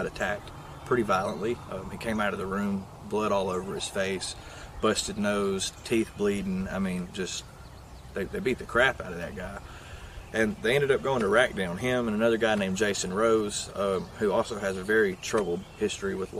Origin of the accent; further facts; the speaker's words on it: Limestone County, Alabama, United States; I grew up in Limestone County, Alabama